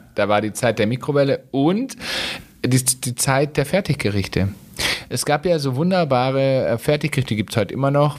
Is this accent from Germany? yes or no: yes; Swabia, Germany; bei uns im Schwabenland